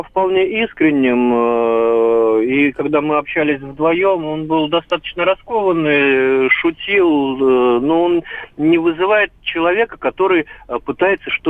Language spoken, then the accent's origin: Russian; Crimea, Ukraine; я сама э, крымчанка, дочь офицера.